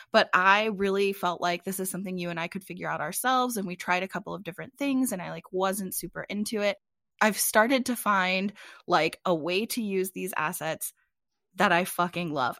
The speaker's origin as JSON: {"language": "English", "country": "United States", "moved": "yes", "lives_now": "Phoenix, United States", "said": "I'm from the Chesapeake Bay area"}